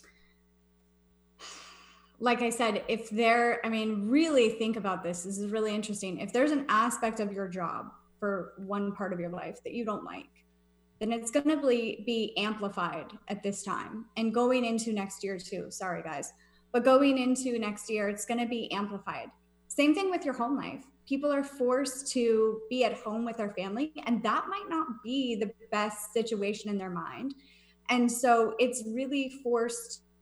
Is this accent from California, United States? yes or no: yes; California, United States; moved away as an adult; also born or lived in Virginia; I was 18, and I decided that's when I decided to move to Virginia. I was from California.